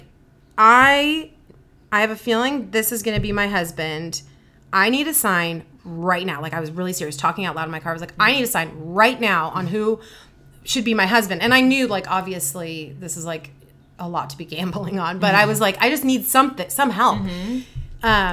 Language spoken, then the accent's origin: English; Irvine, California, United States; originally, I guess Irvine